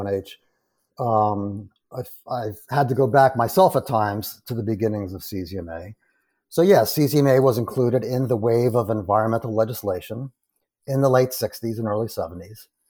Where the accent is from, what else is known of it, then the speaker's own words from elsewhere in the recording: New Hampshire, United States; moved away as an adult; relocated to my home state, uh, at the University of New Hampshire, uh, in, in Durham, New Hampshire.